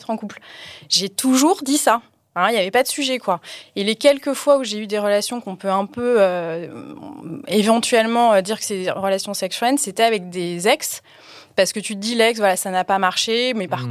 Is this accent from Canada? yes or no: no; Paris, Île-de-France, France; moved away as an adult; now in Aix-en-Provence, France; J'étais parisienne. Je suis arrivée à Aix euh, en Provence il y a un, à peu près un an.